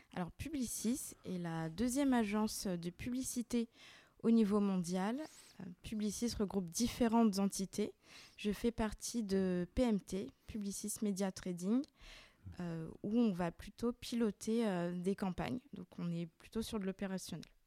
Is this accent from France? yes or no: yes; Lyon, Auvergne-Rhône-Alpes, France; Je suis née et j'ai grandi à Lyon